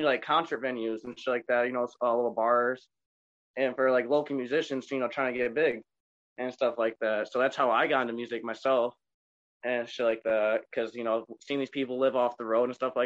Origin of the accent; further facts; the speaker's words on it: Onondaga, Michigan, United States; I'm from the Midwest, Michigan, the Dirty Mitten, and I grew up in a small town called Onondaga.